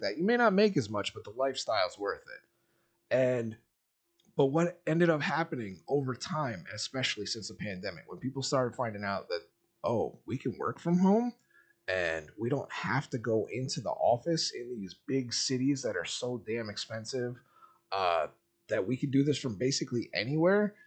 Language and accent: English; Miami, Florida, United States; I grew up in South Florida, and dirty ass like Miami